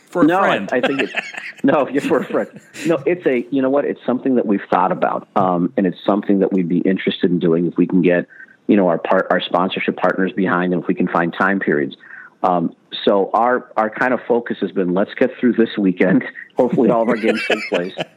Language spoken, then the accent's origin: English; Chicago, Illinois, United States; I grew up in Chicago